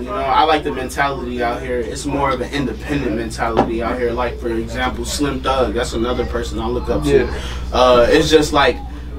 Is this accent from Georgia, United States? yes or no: no; Maryland, United States; moved away as an adult; now in Houston, United States; I'm from Maryland.